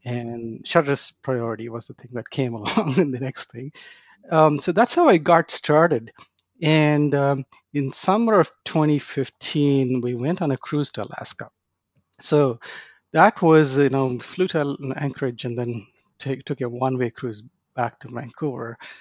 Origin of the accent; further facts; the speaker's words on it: India; moved away as an adult; now in Dallas, United States; I was born and raised in India. I uh, came to the United States to go to grad school